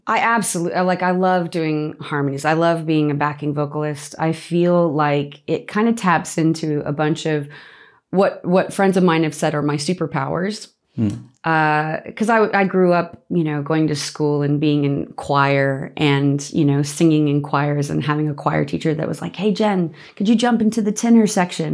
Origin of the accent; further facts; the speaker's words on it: Las Vegas, Nevada, United States; moved away as an adult; also born or lived in Boston; now in Australia; I, I grew up in Las Vegas